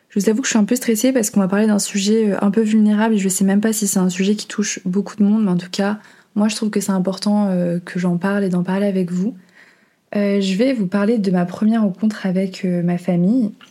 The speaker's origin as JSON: {"language": "French", "country": "Portugal", "tie": "born or raised there", "also_born_or_lived": "Venezuela", "said": "mais en fait, justement, je suis née au Venezuela et quelques mois après, mes parents ont décidé de déménager au Portugal."}